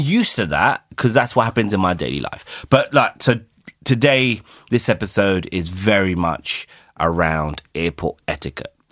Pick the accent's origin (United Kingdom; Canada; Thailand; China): United Kingdom; I'm British